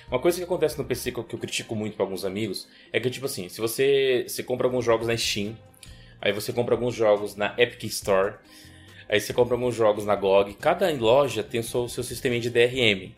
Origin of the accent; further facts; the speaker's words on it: Brazil; nós somos brasileiros